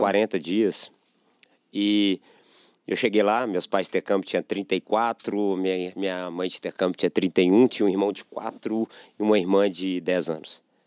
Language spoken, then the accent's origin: Portuguese; Belo Horizonte, Minas Gerais, Brazil; nasci em Belo Horizonte mesmo. E morei a vida inteira no. A vida inteira, grande parte da minha vida no Lourdes